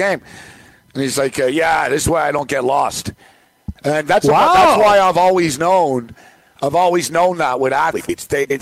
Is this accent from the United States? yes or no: no; Montreal, Quebec, Canada; I'm from Montreal. I did the Expos post-game show